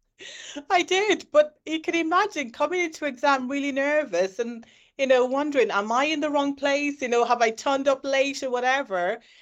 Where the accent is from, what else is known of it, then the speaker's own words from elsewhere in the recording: Ireland; was born in Ireland and was raised in Ireland. I've lived all my life in Ireland